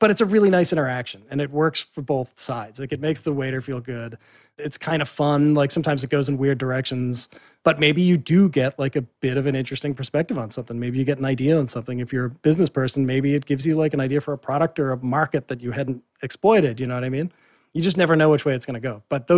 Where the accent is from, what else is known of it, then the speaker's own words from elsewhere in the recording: Boston, Massachusetts, United States; because I'm from Boston and I used to work in the media scene in Boston.